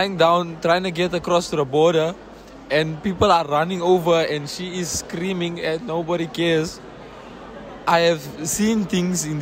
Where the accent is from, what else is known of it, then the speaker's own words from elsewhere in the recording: South Africa; I am from South Africa